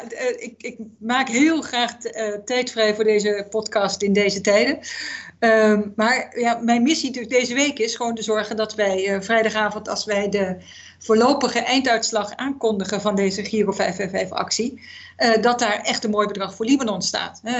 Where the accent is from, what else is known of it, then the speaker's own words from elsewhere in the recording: Zambia; moved away; Ik ben opgegroeid in Zambia.